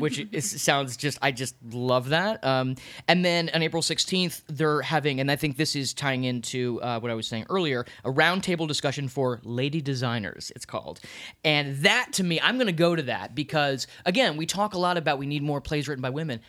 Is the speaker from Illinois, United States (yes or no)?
no; Washington, District of Columbia, United States; now in New York City, United States; I'm from Washington, D C